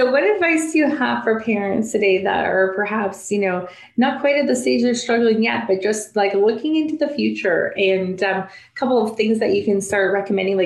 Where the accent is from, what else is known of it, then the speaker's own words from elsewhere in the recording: Canada; I'm speaking in like grade language, not sophomore juniors, because I'm Canadian